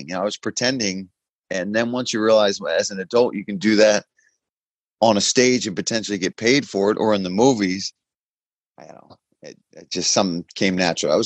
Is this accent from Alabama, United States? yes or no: no; Philadelphia, Pennsylvania, United States; I was from Philly, right, and grew up in South Philly